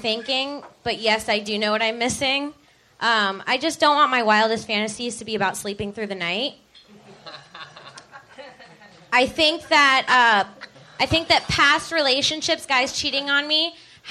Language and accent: English; Palm Bay, Florida, United States; moved away; I grew up in Florida